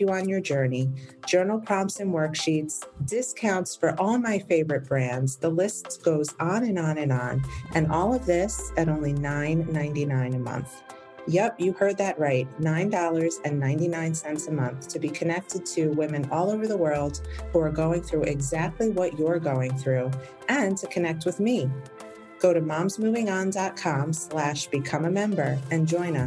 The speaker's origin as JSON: {"language": "English", "region": "New York", "country": "United States", "moved": "yes", "lives_now": "Florida, United States", "said": "I'm from New York, where things are handled very differently."}